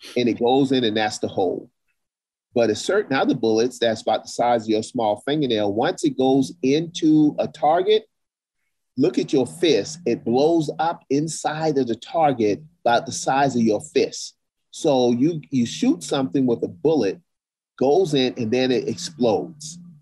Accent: South Carolina, United States; in the South, where I grew up in South Carolina

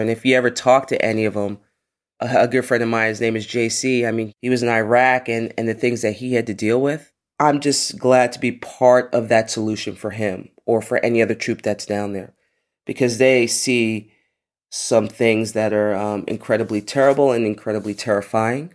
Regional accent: New York City, New York, United States; growing up in the Bronx, in a place called Co-op City

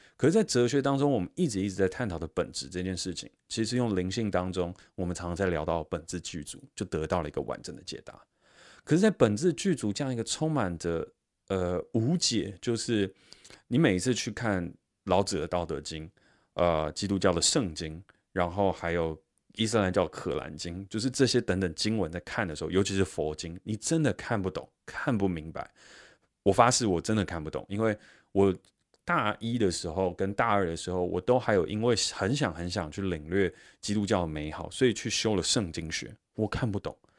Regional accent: Taiwan; 我在新竹科学园区成长

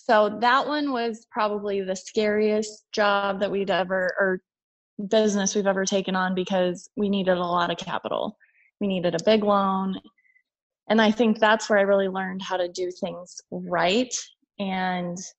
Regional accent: Omaha, Nebraska, United States; moved away as an adult; I was born and raised in Omaha

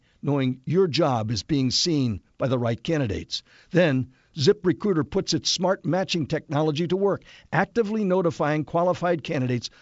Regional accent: Texas, United States; I was born in Texas in 1943

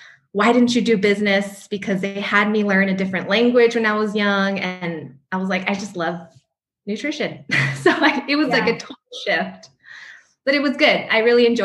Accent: El Paso, Texas, United States; moved away; also born or lived in New Mexico; I'm originally from El Paso, Texas

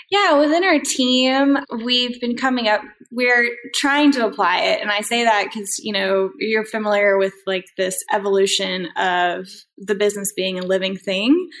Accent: Durham, North Carolina, United States; moved away as an adult; also born or lived in Colorado; Then I uh, moved back home. I'm originally from Durham, North Carolina.

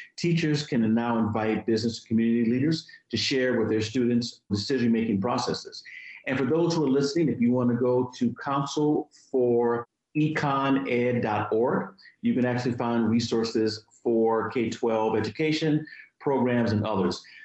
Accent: Virginia, United States; My home state of Virginia

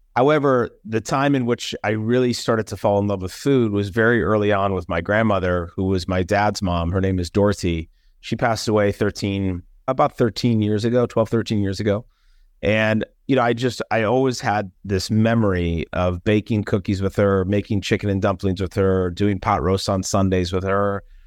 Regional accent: Minnesota, United States; also born or lived in Los Angeles, California; I was raised here in the Midwest

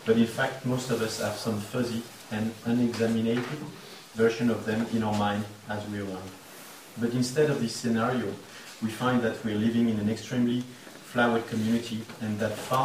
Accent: France; accent: French; English is a second language; my French accent

